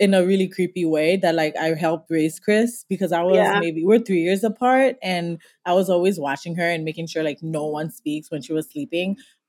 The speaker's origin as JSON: {"language": "English", "country": "Haiti", "tie": "born or raised there", "moved": "as an adult", "lives_now": "New York, United States", "said": "So we are originally from Haiti, which I know you already mentioned. We moved to New York in 2010."}